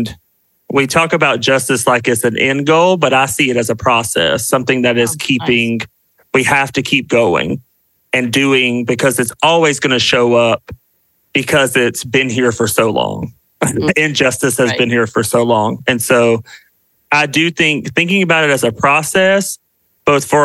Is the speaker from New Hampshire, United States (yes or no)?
no; South Carolina, United States; now in Washington, DC, United States; I am a Southerner. I'm from the South. I'm from South Carolina, and currently live in DC with my husband